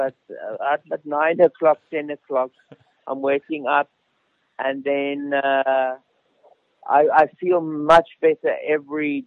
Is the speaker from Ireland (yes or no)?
no; Pretoria, Gauteng, South Africa; moved away; we are in Pretoria, of all places. I've gone back to my hometown